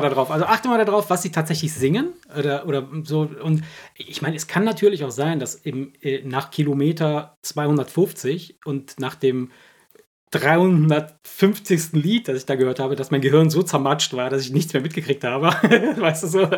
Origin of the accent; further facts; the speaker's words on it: Cologne, North Rhine-Westphalia, Germany; wir aus Köln